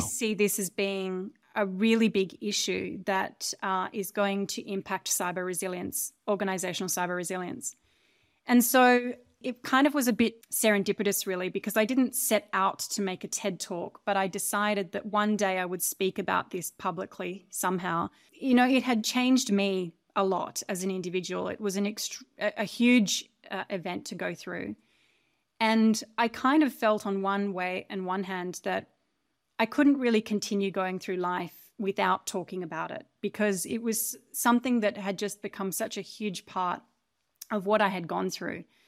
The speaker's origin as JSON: {"language": "English", "country": "Australia", "tie": "born or raised there", "moved": "as an adult", "said": "So I grew up in Australia. on a relatively isolated and large farm."}